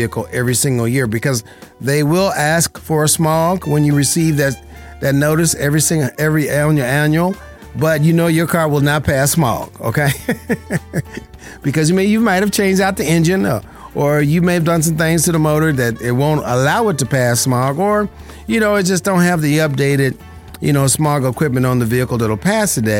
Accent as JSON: {"language": "English", "town": "Las Vegas", "region": "Nevada", "country": "United States", "tie": "born or raised there", "said": "I was born and raised in Las Vegas, Nevada"}